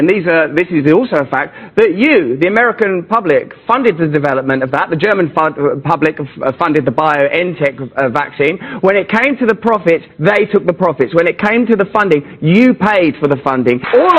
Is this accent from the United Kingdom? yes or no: yes; England, United Kingdom; I'm English, and you know that politeness is our fundamental religion.